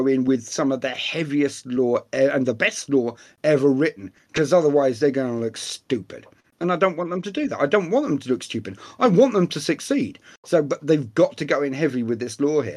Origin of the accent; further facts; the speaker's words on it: England, United Kingdom; being English